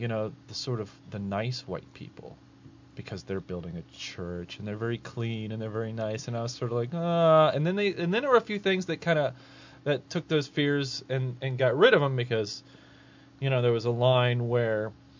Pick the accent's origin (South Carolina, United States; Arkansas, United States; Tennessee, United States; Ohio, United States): Ohio, United States; I'm from Ohio, so Tecumseh is like everybody knows who Tecumseh is.